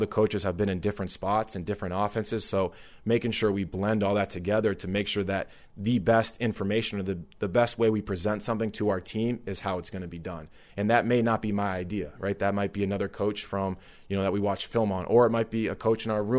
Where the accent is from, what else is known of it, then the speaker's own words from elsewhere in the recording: Boston, Massachusetts, United States; I'm from the Boston area.